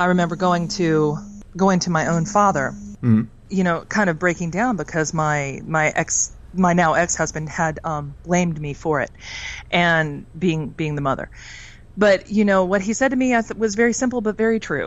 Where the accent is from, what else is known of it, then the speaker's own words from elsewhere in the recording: Virginia, United States; I'm from Virginia in the United States